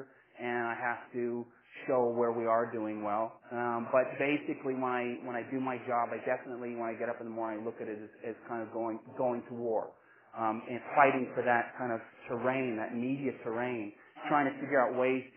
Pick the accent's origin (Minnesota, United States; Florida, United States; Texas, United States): Texas, United States; moved away as an adult; also born or lived in Alberta, Canada / Lethbridge, Canada; I grew up in Texas. I was born in Alberta, and when I finished school in Texas, I said, I want to be a Canadian, so I came here